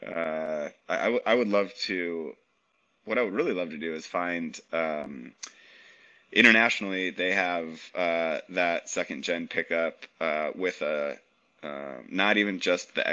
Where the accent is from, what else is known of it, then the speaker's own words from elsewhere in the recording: Minneapolis, Minnesota, United States; moved away as an adult; born and raised in Minneapolis, Minnesota